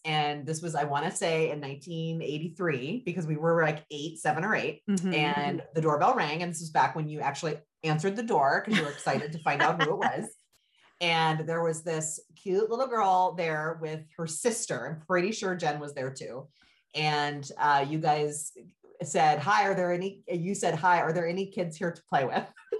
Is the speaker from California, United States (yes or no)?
yes; Bay Area, Northern California, United States; moved away as an adult; also born or lived in Los Angeles, United States / New York, United States; we grew up in California, and we grew up in Northern California in the Bay Area.